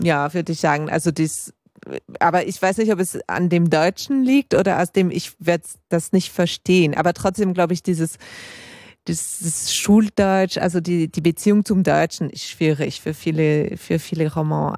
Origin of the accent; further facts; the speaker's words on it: Geneva, Switzerland; also born or lived in Berlin; ich bin in Genf aufgewachsen